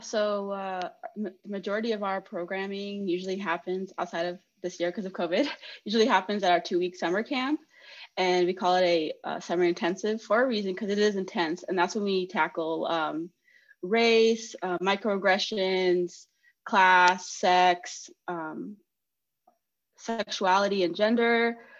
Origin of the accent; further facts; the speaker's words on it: Greeley, Colorado, United States; I'm from Greeley, Colorado, and it's very like rural